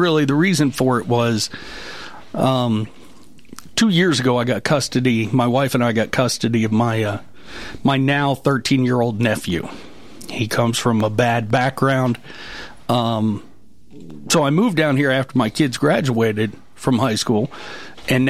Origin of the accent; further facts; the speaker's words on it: northwestern Pennsylvania, United States; moved away as an adult; also born or lived in Washington, D.C. area; now in Mount Pleasant, Tennessee, United States; I was born in northwestern Pennsylvania, and that's primarily where I grew up. I left Pennsylvania